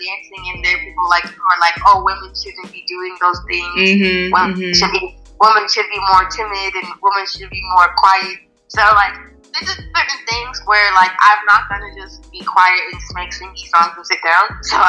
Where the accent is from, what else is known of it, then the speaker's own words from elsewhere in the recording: Nigeria; I guess being Nigerian just helped me relate to people better, because I'm just not in one cultural mindset